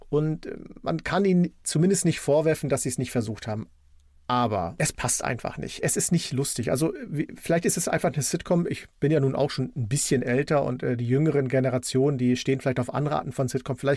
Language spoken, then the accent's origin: German; East Germany, Germany; ich bin ja ein Kind der DDR und als die Wende kam und die Videotheken bei uns Einzug hielten, sind wir natürlich in die Videotheken gelaufen.